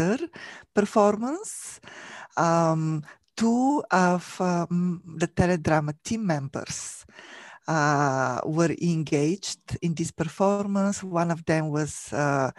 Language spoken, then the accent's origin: English; Bulgaria; moved away as an adult; now in United States; I was born and raised in Bulgaria, in Europe.